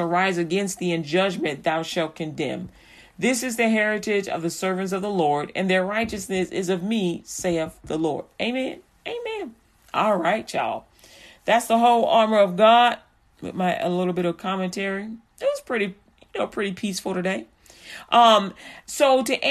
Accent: Chicago, Illinois, United States; also born or lived in Texas; now in Haltom City, United States; I'm a Chicagoan through and through

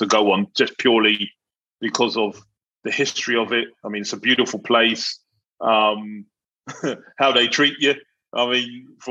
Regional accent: London, United Kingdom; I grew up in South London

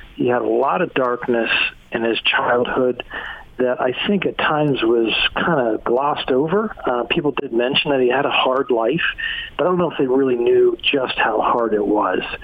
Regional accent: Morgantown, West Virginia, United States; also born or lived in Salt Lake City, Utah; I'm from Morgantown

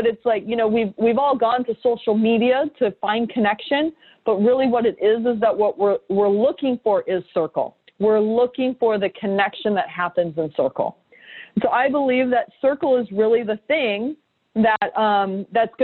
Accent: San Diego, California, United States; also born or lived in New York; now in San Diego, United States; I came back to San Diego, my hometown.

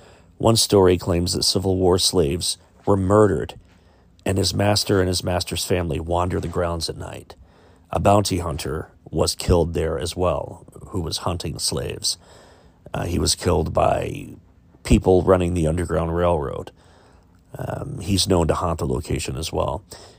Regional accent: Chillicothe, Ohio, United States; my hometown of Chillicothe, Ohio.

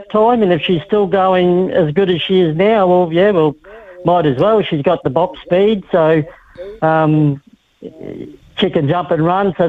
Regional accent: Australia; moved away as an adult; I moved over from Australia in 2017, just before Christmas. I've been involved in racing all my life, been in horse racing with my dad over in Australia.

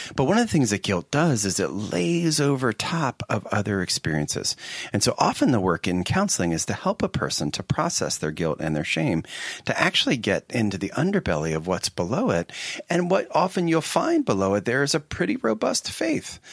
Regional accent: Philadelphia, Pennsylvania, United States; now in Seattle, United States; I'm from the Philadelphia area, and in fact, by the time I was sixteen, I was living a half a block from Westminster Seminary

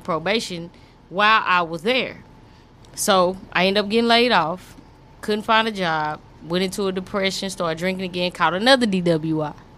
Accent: Fort Worth, Texas, United States; I'm from Fort Worth, Eastwood

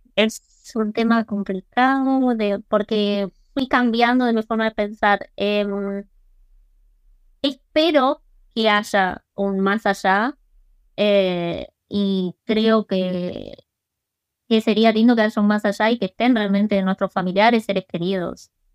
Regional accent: Mar del Plata, Buenos Aires Province, Argentina; accent: Argentine; first language English; Spanish is a second language; moved away as an adult; also born or lived in Cape Town, South Africa; now in South Africa; yo hablaba fluido y me quedó el acento argentino

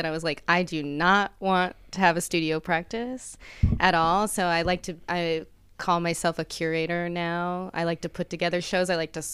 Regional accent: Reno, Nevada, United States; born or raised there; also born or lived in Woodland, California / New Orleans / Knoxville

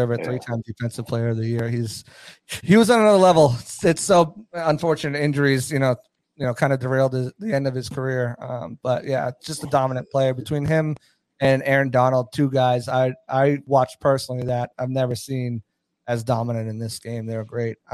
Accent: Boston, Massachusetts, United States; moved away; I'm from Boston originally

